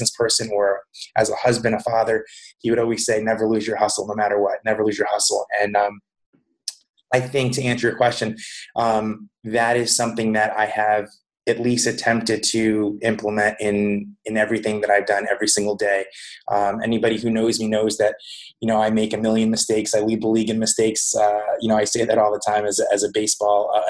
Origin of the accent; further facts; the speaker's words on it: Colts Neck, New Jersey, United States; I grew up in a small town called Colts Neck, New Jersey.